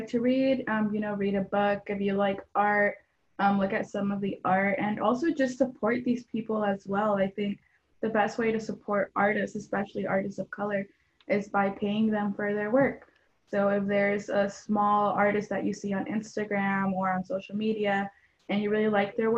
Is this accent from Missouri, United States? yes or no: no; Buford Highway area, DeKalb County, Georgia, United States; also born or lived in Mexico; I was born in Mexico and my family moved here when I was 3 years old. And I was very lucky to move into a community that celebrated our culture. I grew up in the Beaufort Highway area in DeKalb County in Georgia